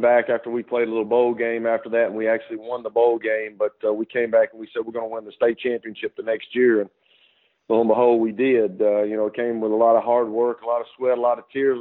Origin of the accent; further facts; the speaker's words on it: Fayetteville, Tennessee, United States; I grew up in Fayetteville.